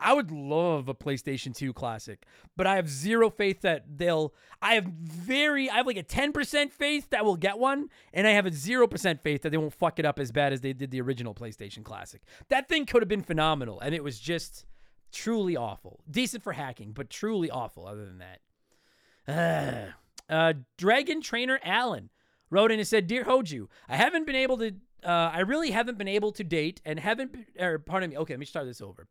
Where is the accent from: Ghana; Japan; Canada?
Canada; I'm Canadian